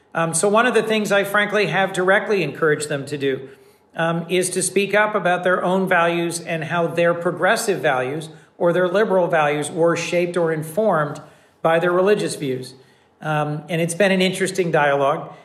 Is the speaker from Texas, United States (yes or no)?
no; Wilmington, Delaware, United States; also born or lived in New Haven; my hometown of Wilmington